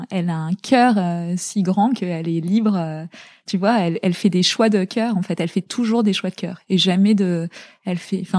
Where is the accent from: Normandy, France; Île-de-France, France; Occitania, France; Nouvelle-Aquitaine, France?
Île-de-France, France; La Garenne-Colombes; born or raised there; also born or lived in Zaire